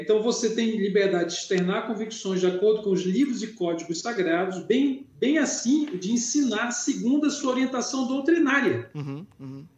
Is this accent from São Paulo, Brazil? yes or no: no; Belém, Pará, Brazil; now in Belo Horizonte, Brazil; eu estou aqui de Belo Horizonte, moro em Belo Horizonte. Eu sou natural de Belém do Pará, uh lá onde Jesus nasceu, mas moro em BH